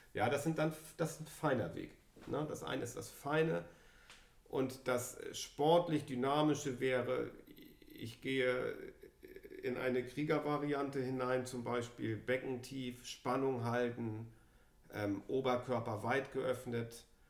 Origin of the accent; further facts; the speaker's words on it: Germany; Wir sind hier beide in Deutschland zur Schule gegangen